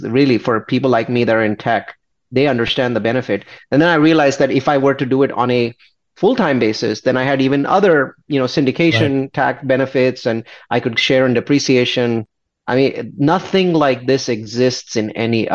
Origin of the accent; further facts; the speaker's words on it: India; I'm an Indian. I have this very conservative Indian mentality